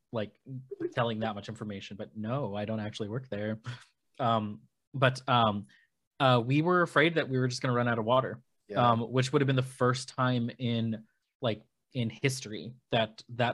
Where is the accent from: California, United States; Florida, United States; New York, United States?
California, United States; San Gabriel Valley; I grew up in the San Gabriel Valley, and at this time I lived in the San Gabriel Valley.